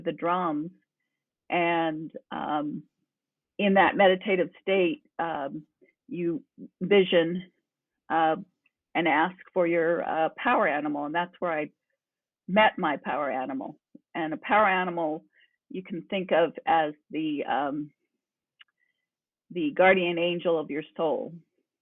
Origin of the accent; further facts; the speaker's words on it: New Mexico, United States; I come from New Mexico, long roots here